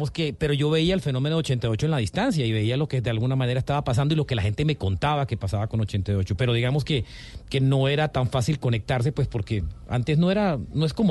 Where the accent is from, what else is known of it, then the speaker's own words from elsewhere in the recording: Barranquilla, Atlántico, Colombia; Digamos que yo, yo crecí en Barranquilla